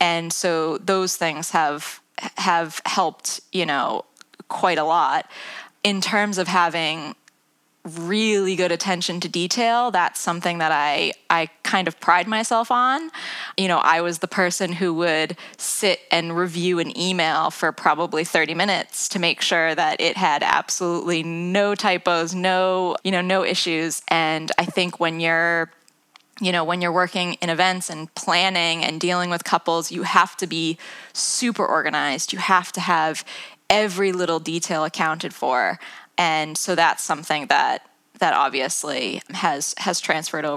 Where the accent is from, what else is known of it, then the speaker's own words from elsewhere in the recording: United States; moved away as an adult; also born or lived in London, England; now in England; as you can probably tell from my accent, I'm not from the UK. I'm from the US originally.